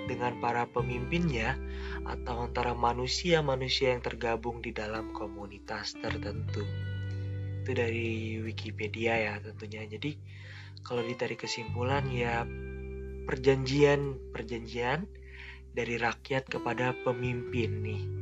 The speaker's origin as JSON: {"language": "Indonesian", "region": "East Kalimantan", "country": "Indonesia", "lives_now": "Malang, Indonesia", "said": "Kenalin, aku …, yang asalnya dari Kalimantan Timur, Kabupaten Pasir. Sekarang lagi tinggal di Malang, lagi kuliah di Malang."}